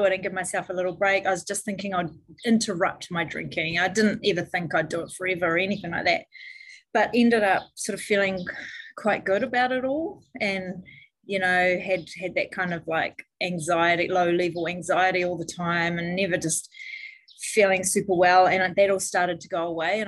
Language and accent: English; New Zealand; I grew up in New Zealand. I live in New Zealand, and it's a really boozy country here.